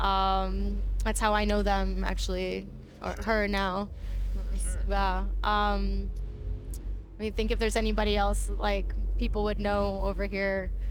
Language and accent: English; New York City, New York, United States; also born or lived in Japan; I grew up in the Bronx, I'm from New York